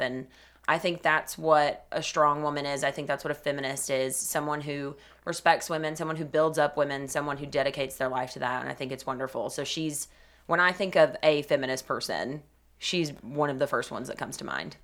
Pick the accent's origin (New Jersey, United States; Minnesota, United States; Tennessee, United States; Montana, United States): Tennessee, United States; Cleveland; I'm originally from Cleveland, Tennessee. I grew up there, lived there my entire life